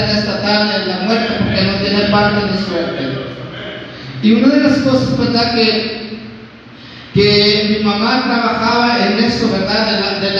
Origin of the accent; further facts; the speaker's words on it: Veracruz, Mexico; moved away as an adult; now in Nuevo Laredo, Mexico; yo vengo de, Veracruz, ¿verdad? Ahorita ya tengo 20 años que vivo aquí en Nuevo Laredo, vivo ahí en la colonia Villa de San